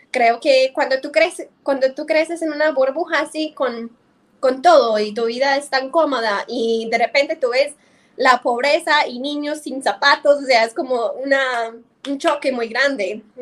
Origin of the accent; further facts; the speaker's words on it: Omaha, Nebraska, United States; Spanish is a second language; moved away as an adult; also born or lived in Lima, Peru / San Salvador, El Salvador; now in Medellín, Colombia; Mi, ciudad natal se llama Omaha, en el, en el estado de Nebraska.